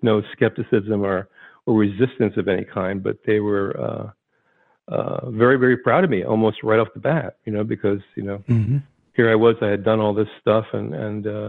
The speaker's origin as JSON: {"language": "English", "town": "Vineland", "region": "New Jersey", "country": "United States", "tie": "born or raised there", "said": "I was from South Jersey. If you drew a line between Philadelphia, Atlantic City, my hometown, Vineland, was right in the middle of that line"}